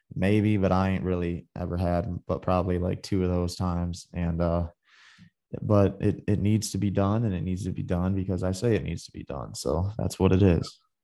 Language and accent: English; Michigan, United States; moved away; I grew up in the, in the Midwest. I'm from Michigan.